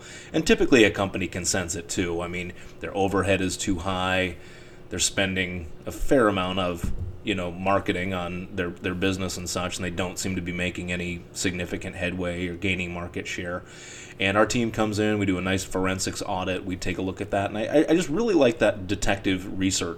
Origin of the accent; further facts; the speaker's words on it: Cleveland, Ohio, United States; moved away as an adult; also born or lived in Cincinnati, Ohio / Newport, Kentucky; my hometown of Cleveland